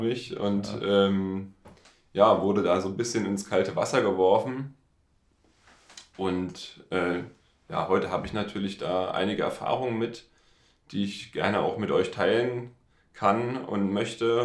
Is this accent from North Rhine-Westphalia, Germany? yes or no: no; Dresden, Saxony, Germany; ich komme aus Dresden